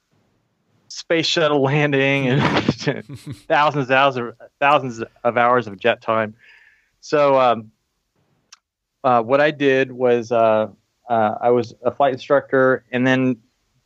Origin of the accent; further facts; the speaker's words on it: Texas, United States; moved away; also born or lived in Fort Lewis, Washington; my family's from the East Coast, but I grew up in Texas.